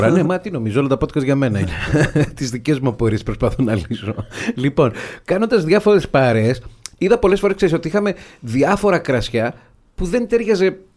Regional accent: Thessaloniki, Central Macedonia, Greece; είμαι από τη Θεσσαλονίκη. εγώ οπότε με τα ξινόμαυρα μεγάλωσα

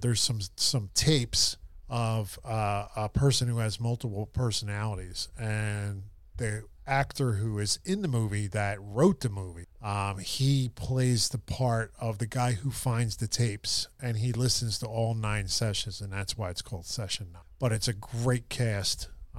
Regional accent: Philadelphia, Pennsylvania, United States; I grew up in Philly, you know, and I grew up in a neighborhood in the River Wards where there's a high water table.

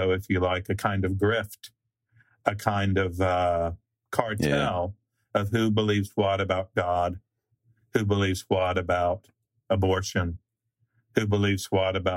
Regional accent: Nashville, Tennessee, United States; growing up in Nashville, I went to a segregationist academy

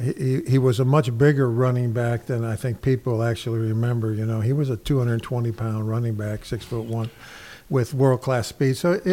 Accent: Buffalo, New York, United States; also born or lived in Boston; I was born and raised in Buffalo.

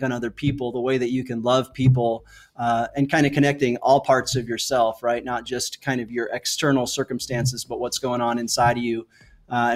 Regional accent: United States; moved away; I grew up on the East Coast outside of Washington, D.C.

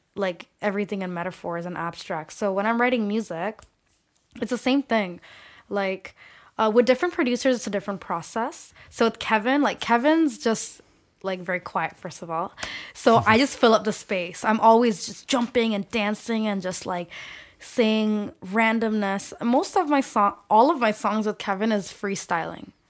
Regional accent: Saudi Arabia; first language Bengali; English is a second language; also born or lived in Scarborough, Toronto, Canada / London; now in Toronto, Canada; I grew up in Saudi Arabia, segregated

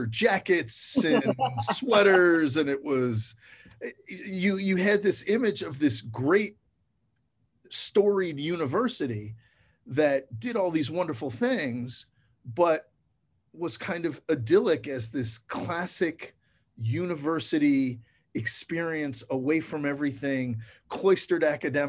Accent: Chicago, Illinois, United States; moved away as an adult; also born or lived in East Coast; now in Ann Arbor, United States; I grew up in Chicago, went to Yale undergrad, spent so much time on the East Coast

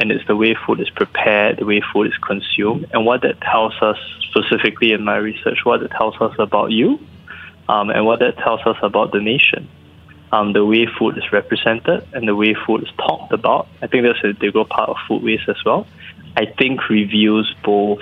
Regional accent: Singapore; I'm Singaporean

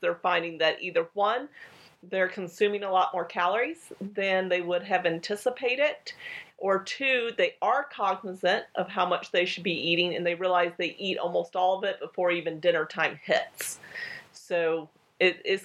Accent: Colorado, United States; I come from Colorado

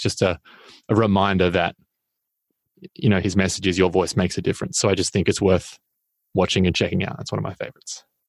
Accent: Australia; I'm an Australian

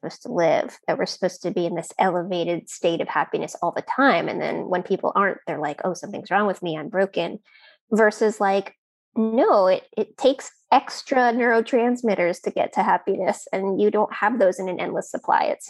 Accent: United States; I am an American

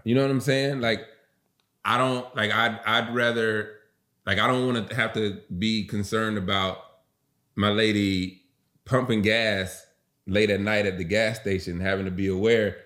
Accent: the South, United States; I was raised in the South

